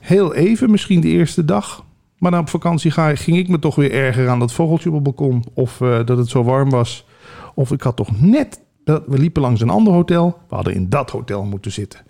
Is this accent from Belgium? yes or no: no; Limburg, Netherlands; moved away; geboren in Limburg